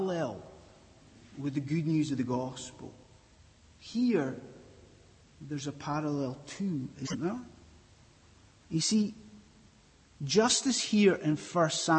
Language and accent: English; Scotland, United Kingdom; I'm from Scotland